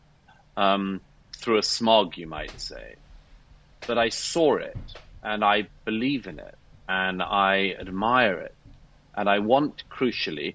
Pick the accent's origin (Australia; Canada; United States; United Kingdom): United Kingdom; I'm British by birth